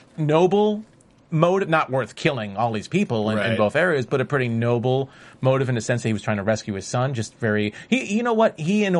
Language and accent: English; New York City, New York, United States; now in Los Angeles, United States; as a New Yorker who lives in LA right now, but still considers myself at heart a New Yorker.